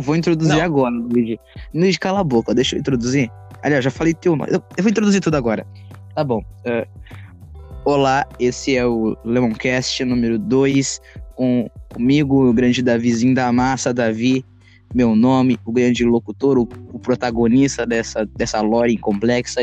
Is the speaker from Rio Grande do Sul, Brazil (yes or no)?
yes; Rio Grande do Sul, Brazil; Eu sou gaúcho, eu sou do frio